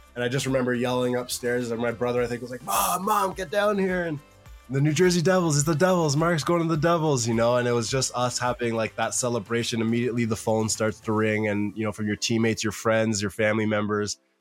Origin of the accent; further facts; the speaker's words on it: Ottawa, Ontario, Canada; growing up in Ottawa, you know, I, I, I grew up before the Sens, uh, had a team